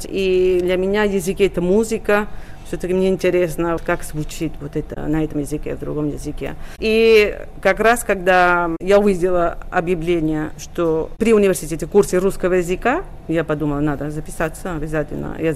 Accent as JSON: {"language": "Russian", "town": "Sabadell", "region": "Catalonia", "country": "Spain", "tie": "born or raised there", "said": "родилась в городе Сабадель. Находится Сабадель 23 километра от Барселоны, то есть недалеко от Барселоны. И я детство провела в Сабаделе, и уже подростком стала приезжать очень часто все выходные практически в Барселону"}